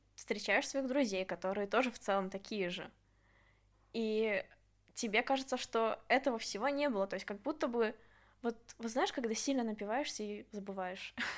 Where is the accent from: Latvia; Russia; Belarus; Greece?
Belarus; когда ты возвращаешься в Беларусь, ну, потому что все-таки дом